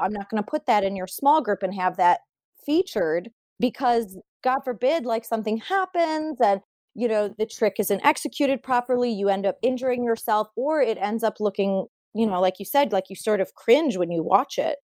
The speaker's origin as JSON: {"language": "English", "town": "Sterling Heights", "region": "Michigan", "country": "United States", "tie": "born or raised there", "said": "I am from Sterling Heights, Michigan. That's where I grew up and trained"}